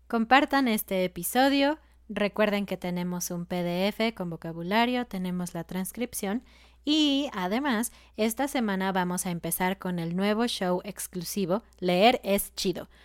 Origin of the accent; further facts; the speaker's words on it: Mexico; en México decimos guacarear